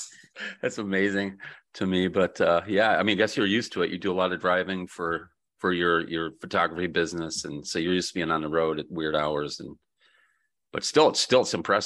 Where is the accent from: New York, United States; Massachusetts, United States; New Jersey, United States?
New York, United States; Buffalo; moved away as an adult; also born or lived in Grand Rapids, Michigan / Miami, Florida; I grew up in Western New York. There's a ton of deer there outside Buffalo. You know, I grew up in the suburbs